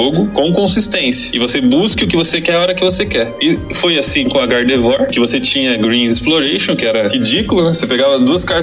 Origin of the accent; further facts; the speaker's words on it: Curitiba, Paraná, Brazil; Sou de Curitiba.